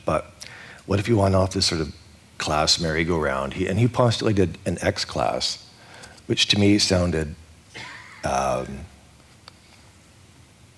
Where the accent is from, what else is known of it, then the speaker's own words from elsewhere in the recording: Vancouver, British Columbia, Canada; I was born on December 30th. And so whenever I went to school in Vancouver, I was always the youngest person in the class.